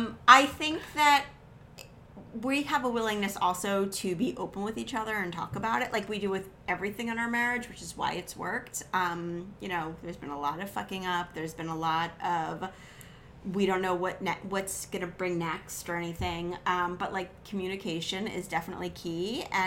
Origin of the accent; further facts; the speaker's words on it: New Jersey, United States; We're from New Jersey.